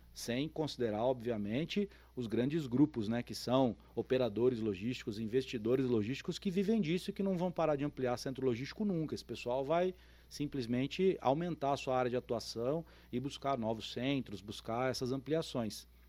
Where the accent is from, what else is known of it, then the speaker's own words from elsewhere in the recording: São Paulo, Brazil; moved away as an adult; also born or lived in São Carlos; now in São José do Rio Preto, Brazil; Eu sou paulistano, nasci em São Paulo, é, me mudei para estudar no interior de São Paulo, em São Carlos